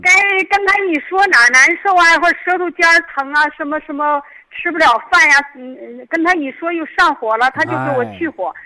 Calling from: Shijiazhuang, Hebei, China; 哎，我是石家庄的嗯听众。

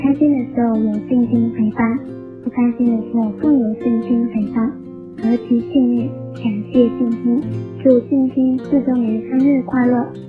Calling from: Guangzhou, Guangdong, China; Hello，我是广州的听众

